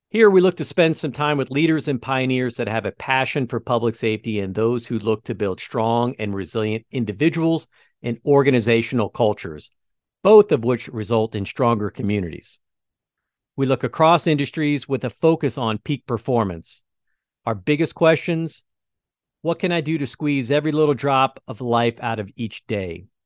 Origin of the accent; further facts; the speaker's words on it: West Lafayette, Indiana, United States; I grew up on Ashland Street in West Lafayette, home of the Boilermakers.